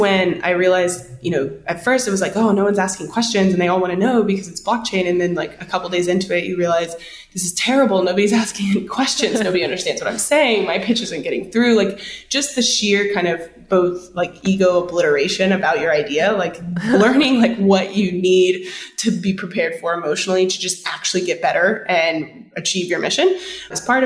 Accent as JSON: {"language": "English", "town": "Victoria", "region": "Texas", "country": "United States", "lives_now": "Austin, United States", "said": "I'm originally from Victoria, Texas, which is about 2.5 hours southeast of Austin"}